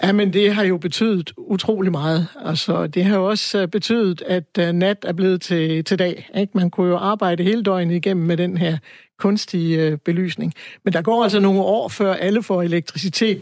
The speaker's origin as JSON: {"language": "Danish", "town": "Aarhus", "region": "Central Denmark Region", "country": "Denmark", "tie": "born or raised there", "said": "jeg er født, jeg er født og opvokset i Aarhus"}